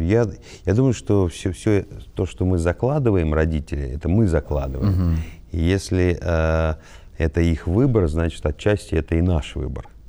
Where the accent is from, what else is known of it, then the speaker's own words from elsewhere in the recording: Volgograd, Volgograd Oblast, Russia; Я родился в Волгограде, в Кировском районе. Во-первых, у нас был двор, как, как и многие дворы